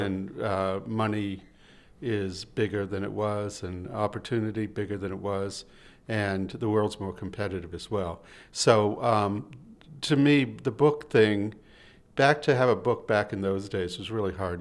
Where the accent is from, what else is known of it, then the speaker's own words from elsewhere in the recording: Boston, Massachusetts, United States; I'm from Boston